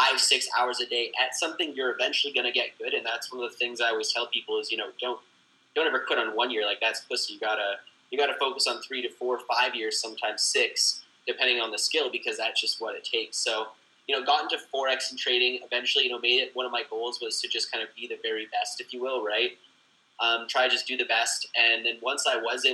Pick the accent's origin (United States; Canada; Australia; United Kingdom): Canada; I'm from Canada